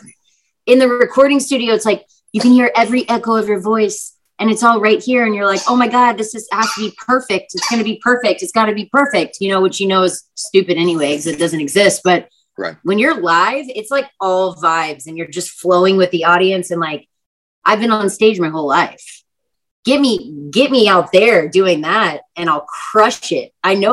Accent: Texas, United States; I'm from Texas. So, like, I grew up on country music

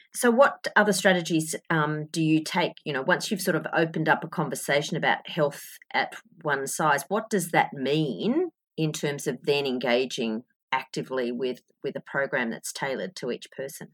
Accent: Australia

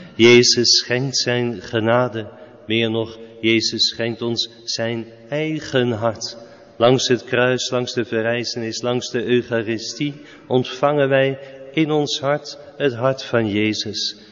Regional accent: Netherlands; wij als Nederlanders

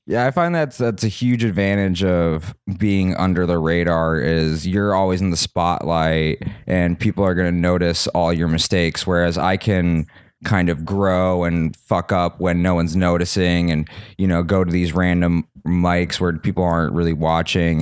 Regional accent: Salt Lake City, Utah, United States; moved away as an adult; also born or lived in Santa Monica, California; now in Los Angeles, United States; I was born in Santa Monica, but I grew up, uh, my dad got a job in Utah. when I was, like, three

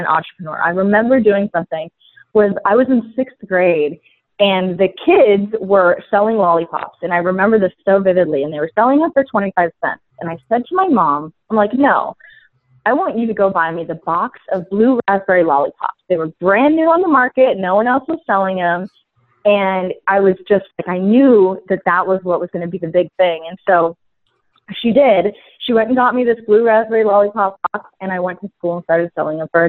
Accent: San Francisco Bay Area, California, United States; I am from the San Francisco Bay Area, born and raised, still here

